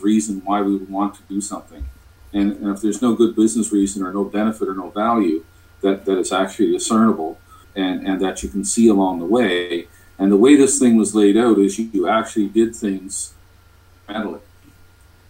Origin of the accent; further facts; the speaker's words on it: Canada; I'm from Canada